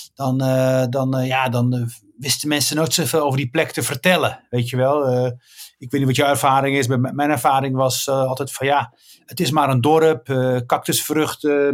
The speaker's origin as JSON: {"language": "Dutch", "area": "Rif", "region": "Oriental", "country": "Morocco", "tie": "born or raised there", "moved": "yes", "lives_now": "Netherlands", "said": "ik ben daar geboren in een dorpje met de naam Igazassen"}